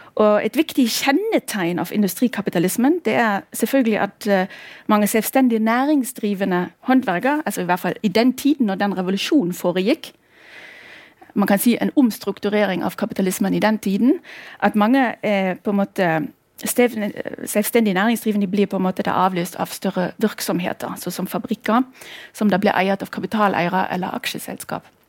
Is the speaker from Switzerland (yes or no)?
no; former East Germany, Germany; accent: German; Norwegian is a second language; also born or lived in Norway; now in Bergen, Norway; Jeg kommer opprinnelig, som dere hører, jeg har et aksent. Jeg kommer fra Tyskland, eller nærmere sagt fra tidligere Øst-Tyskland